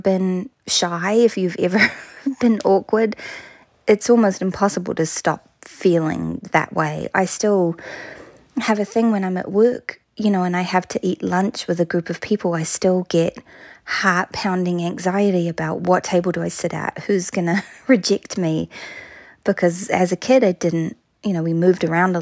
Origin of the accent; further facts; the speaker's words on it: New Plymouth, Taranaki, New Zealand; I grew up in a town called New Plymouth in a province called Taranaki.